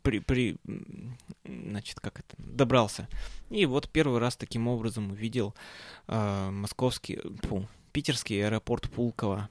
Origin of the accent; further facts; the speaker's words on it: Perm, Perm Krai, Russia; когда я улетал из Перми, а, температура у нас на Западном Урале опустилась до минус тридцати семи градусов